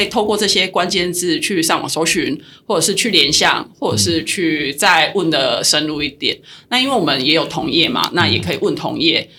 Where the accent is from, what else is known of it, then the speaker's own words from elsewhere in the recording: Tainan, Taiwan; also born or lived in Taipei; now in Kaohsiung, Taiwan; 虽然我是台南人，然后我又在高雄住